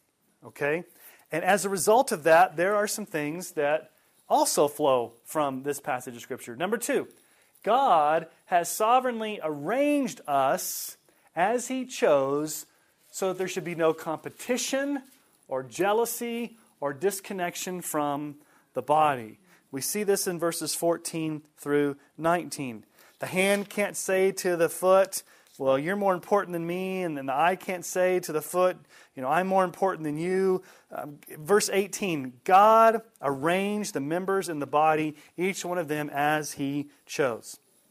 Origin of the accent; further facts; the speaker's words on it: Colorado, United States; I grew up in Colorado.